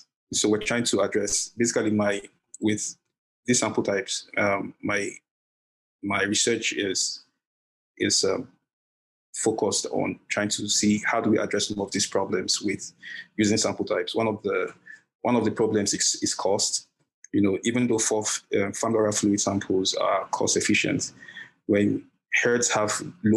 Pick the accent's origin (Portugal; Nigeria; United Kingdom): Nigeria; southern Nigeria; moved away as an adult; now in Iowa, United States; I'm from South Nigeria